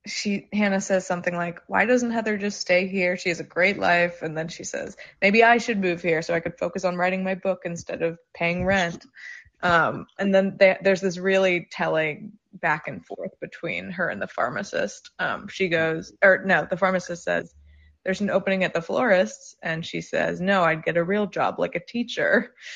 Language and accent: English; New York, United States; I'm from New York, and I've had weird sex